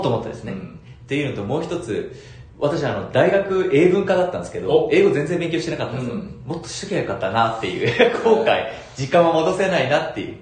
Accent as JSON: {"language": "Japanese", "region": "Fukuoka", "country": "Japan", "tie": "born or raised there", "said": "私、あの、東区出身"}